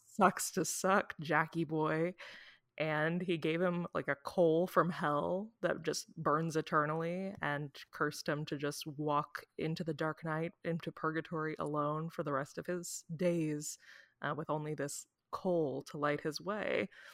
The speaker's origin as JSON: {"language": "English", "region": "Midwest", "country": "United States", "said": "we're both from the Midwest"}